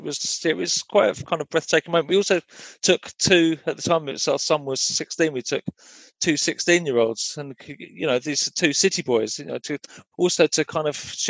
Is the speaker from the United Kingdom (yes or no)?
yes; England, United Kingdom; growing up in England in the 1960s, 1970s